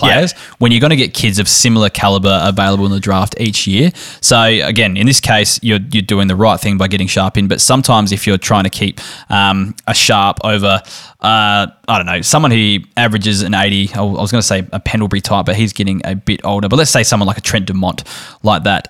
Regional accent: Barossa Valley, South Australia, Australia; born and raised in the Brossa Valley, German heritage

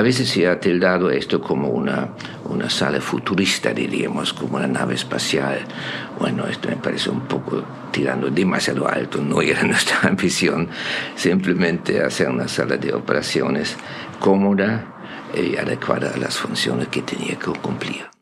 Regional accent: Germany; moved away as an adult; soy alemán

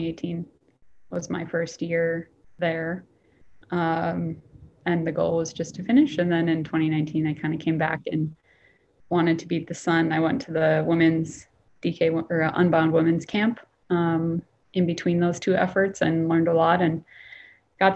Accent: Northern Minnesota, United States; also born or lived in San Diego / Chicago; now in Washington State, United States; I'm from Northern Minnesota, a really small town, 3 hours north of Minneapolis, close to the Canadian border

